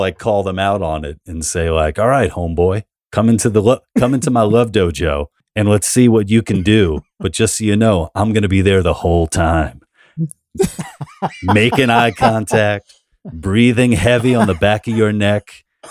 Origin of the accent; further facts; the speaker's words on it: New York City, New York, United States; I'm from New York, man.